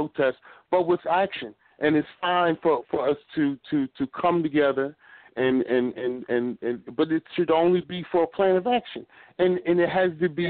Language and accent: English; Philadelphia, Pennsylvania, United States; I'm from Philly